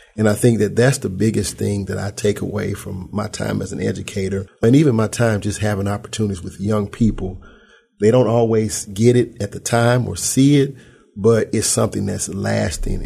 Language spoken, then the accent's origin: English; Memphis, Tennessee, United States; I'm right here from Memphis